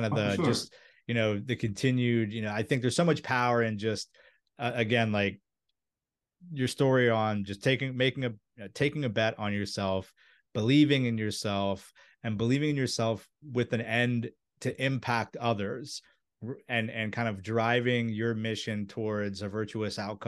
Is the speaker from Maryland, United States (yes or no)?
yes; Maryland, United States; right in the area that I grew up in, and like where my grandparents owned rental properties that I used to DIY when I was a kid